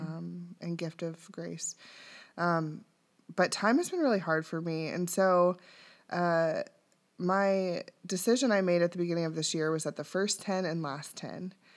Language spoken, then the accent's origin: English; Dayton, Ohio, United States; I was born and raised in Dayton.